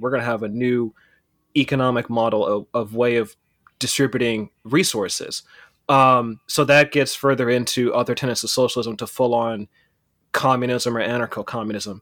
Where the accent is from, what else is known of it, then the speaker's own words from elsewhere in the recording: Pittsburg, California, United States; also born or lived in Oakland, California; I was born in Oakland and I was raised in the East Bay in a, this town called Pittsburgh, California.